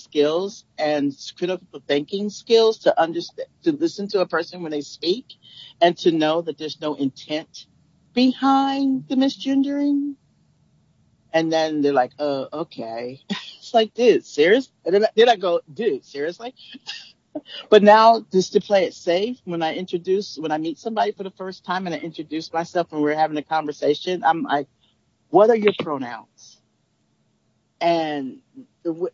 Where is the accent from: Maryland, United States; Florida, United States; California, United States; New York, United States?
California, United States; I'm from California